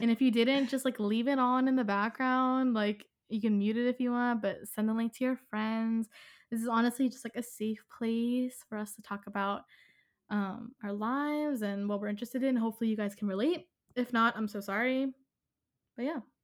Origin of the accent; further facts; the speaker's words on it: Philadelphia, Pennsylvania, United States; I'm from Philadelphia